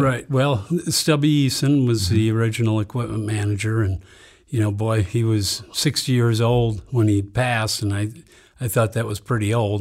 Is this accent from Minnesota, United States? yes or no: yes; Saint Paul, Minnesota, United States; I grew up in Saint Paul.